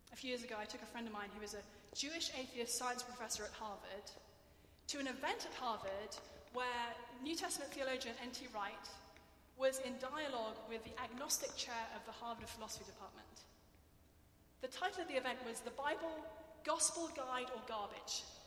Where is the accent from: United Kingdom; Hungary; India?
United Kingdom; England; accent: English; I'm English